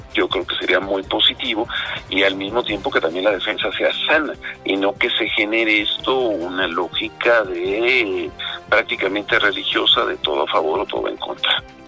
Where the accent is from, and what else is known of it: Mexico